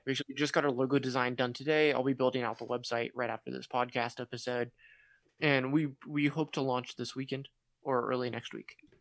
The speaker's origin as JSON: {"language": "English", "region": "California", "country": "United States", "said": "I'm from California"}